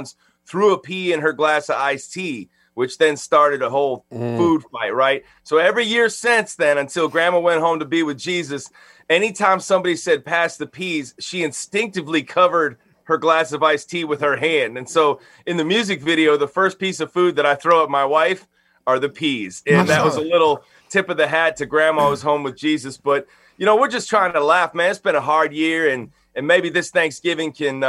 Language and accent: English; Chicago, Illinois, United States; now in Nashville, United States; I live in Nashville, just about 10 minutes from Music Row, and I'm originally from Chicago, Illinois